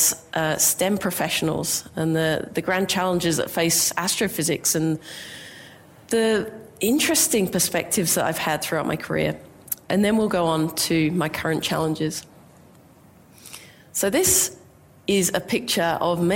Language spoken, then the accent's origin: English; England, United Kingdom; now in Australia; I grew up in England